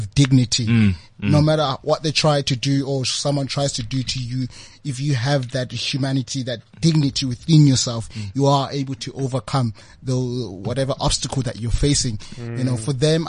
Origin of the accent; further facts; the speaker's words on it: South Africa; as a South African young man